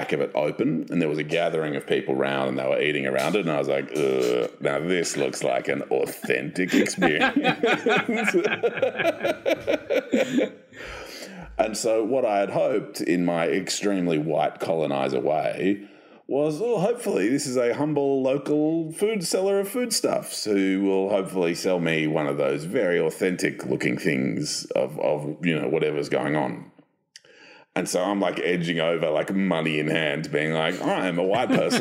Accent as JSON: {"language": "English", "country": "Australia", "said": "I'm from Australia"}